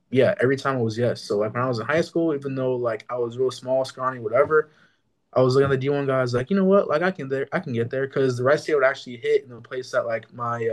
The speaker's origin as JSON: {"language": "English", "region": "New Mexico", "country": "United States", "tie": "born or raised there", "said": "growing up in New Mexico"}